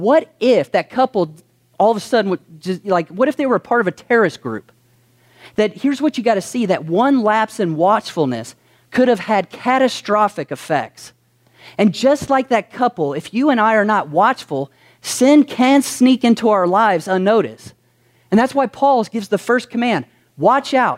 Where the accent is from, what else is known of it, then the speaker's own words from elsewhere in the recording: Kentucky, United States; some of us were born in Kentucky